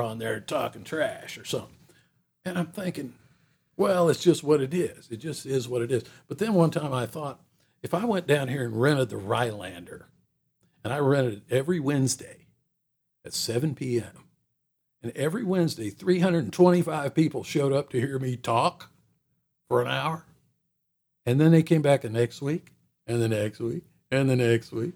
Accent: Atlanta, Georgia, United States; moved away as an adult; growing up in Atlanta, Atlanta grew up around me

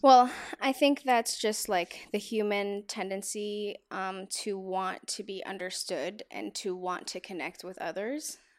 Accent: Atlanta, Georgia, United States; now in Los Angeles, United States; I am from Atlanta, Georgia

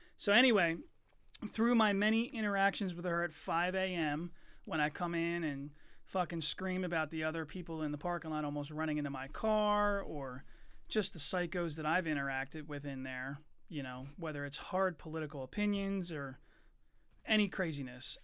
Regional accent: Chester, Pennsylvania, United States; also born or lived in Eddystone; I was born in Chester

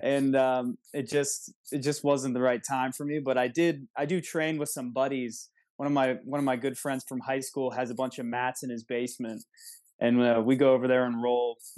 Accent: Wexford, Pennsylvania, United States; I grew up in Wexford, so not too far south from there

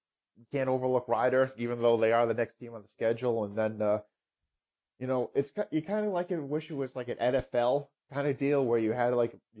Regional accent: Rhode Island, United States; growing up in Rhode Island

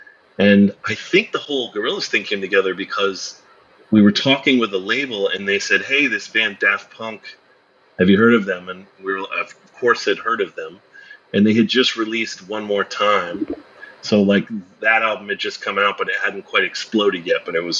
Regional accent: Albany, New York, United States; No, I grew up in upstate New York. I'm from Albany, Schenectady area.

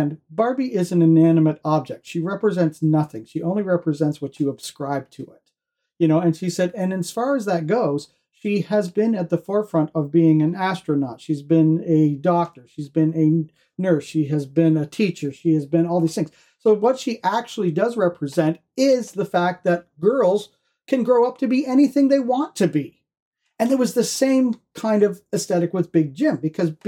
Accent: Canada; I'm Canadian

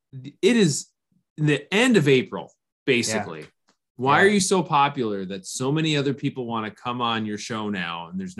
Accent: Minnesota, United States

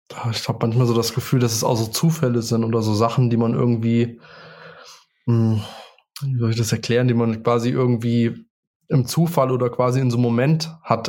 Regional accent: Spangenberg, Hesse, Germany; Ich komme aus Spangenberg

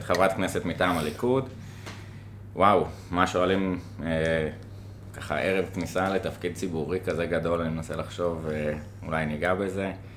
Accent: Jerusalem, Jerusalem District, Israel; now in Tel Aviv, Israel; אני כירושלמי אה, מיליטנטי

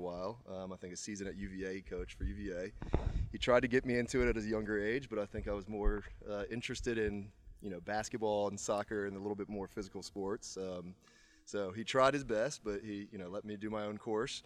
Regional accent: Charlottesville, Virginia, United States; now in Richmond, United States; I'm from Charlottesville, Virginia, and I now live in Richmond.

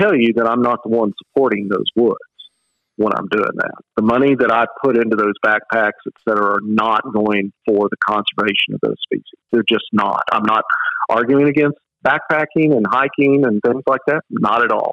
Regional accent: West Texas, United States; moved away as an adult; now in Georgia, United States; I grew up in West Texas, though I've lived in Georgia since 89

